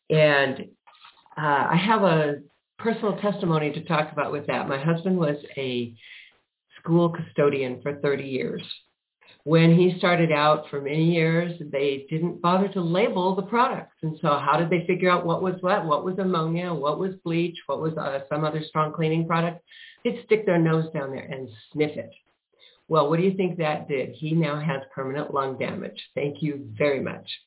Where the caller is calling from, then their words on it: Prescott Valley, Arizona, United States; I am in Prescott Valley, Arizona.